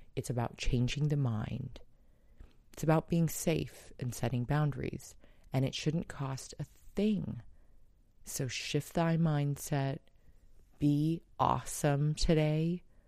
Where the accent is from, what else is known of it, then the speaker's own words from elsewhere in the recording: San Diego, California, United States; San Diego's shelters, my hometown